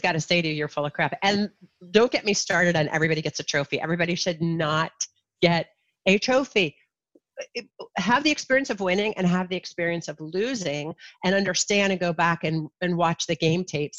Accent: Ohio, United States; born or raised there; also born or lived in New Jersey / Kalamazoo, Michigan

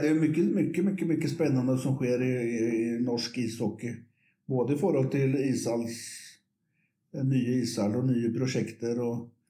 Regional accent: Västervik, Kalmar County, Sweden; moved away as an adult; now in Oslo, Norway; liten by som heter Vestvik, som ligger 25 mil nedenfor Småland, på østkysten

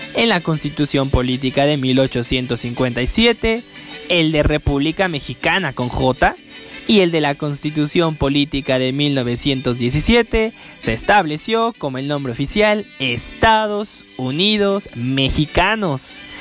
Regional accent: Canada; Como soy de Canadá

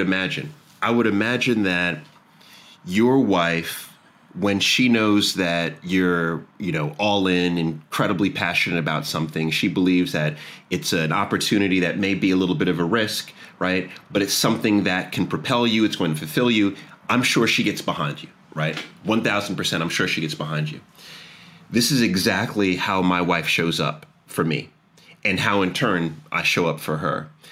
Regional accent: Jamaica; now in Washington D.C., United States; I'm Jamaican

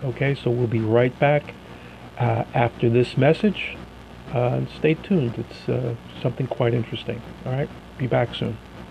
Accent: Hasbrouck Heights, New Jersey, United States; the Hasbrook Heights Chamber of Commerce, which is my hometown, and the rest of New Jersey for that matter

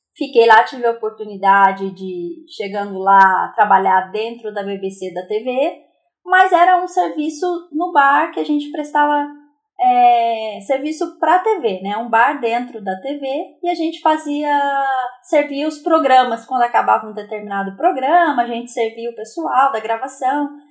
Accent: Aparecida, São Paulo, Brazil; moved away as an adult; now in Taubaté, Brazil; sou nascida em Aparecida, interior de São Paulo.

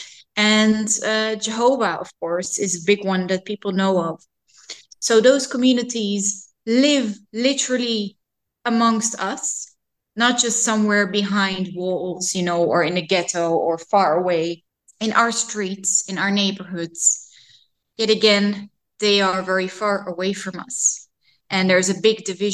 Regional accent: Amsterdam, North Holland, Netherlands; I grew up near Museumplein, very central in Amsterdam, so the Museum District of Amsterdam, and I still live here.

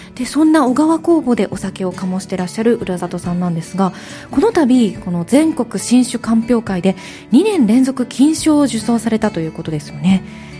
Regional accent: Kansai, Japan; 私関西が地元なので

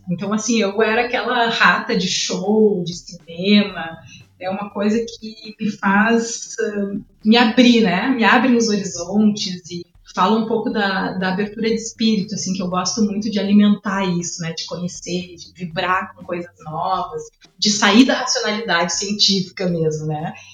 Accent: Porto Alegre, Rio Grande do Sul, Brazil; also born or lived in Ribeirão Preto; Eu nasci lá, mas com dois anos e meio já vim para Porto Alegre e aqui me criei, né? Cresci aqui, já morei em vários lugares, mas aqui é minha cidade, né? Minha casa. Sou gaúcha mesmo. Eu voltei de Ribeirão falando porta.

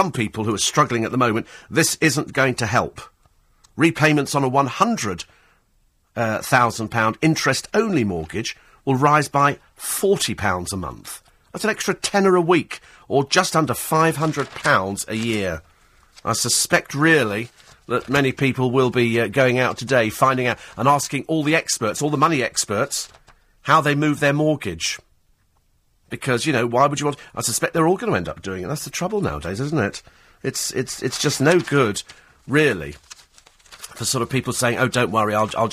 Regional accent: United Kingdom; I'm British

